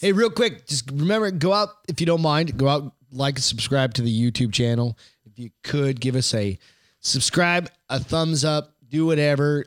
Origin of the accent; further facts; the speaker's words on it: United States; as an American